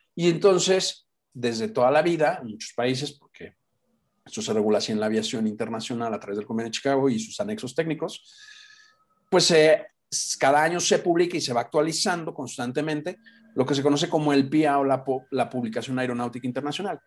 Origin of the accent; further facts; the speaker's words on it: Guadalajara, Jalisco, Mexico; moved away as an adult; also born or lived in Europe; now in Mexico City, Mexico; Los que somos de Guadalajara, pues somos comerciantes